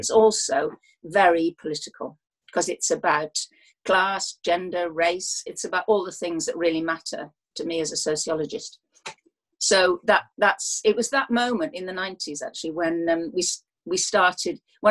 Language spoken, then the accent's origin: English; South Wales, United Kingdom; I come from South Wales, and boxing matters in South Wales quite a lot